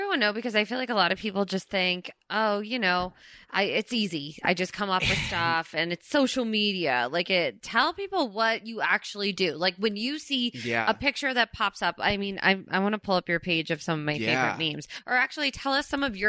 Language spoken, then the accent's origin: English; New Jersey, United States; moved away as an adult; now in Los Angeles, United States; where we're actually from in Jersey.